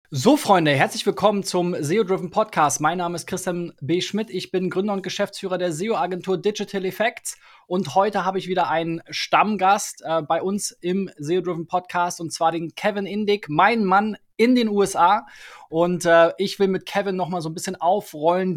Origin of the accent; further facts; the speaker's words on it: Germany; als Deutscher